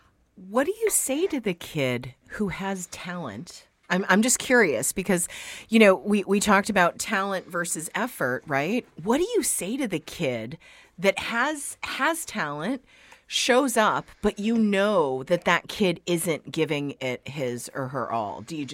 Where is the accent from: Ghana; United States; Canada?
Canada; Did you like Ottawa? I'm Canadian originally.